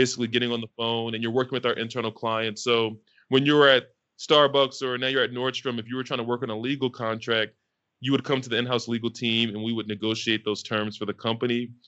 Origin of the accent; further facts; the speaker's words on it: Philadelphia, Pennsylvania, United States; moved away as an adult; also born or lived in California; I was fortunate enough growing up in Philly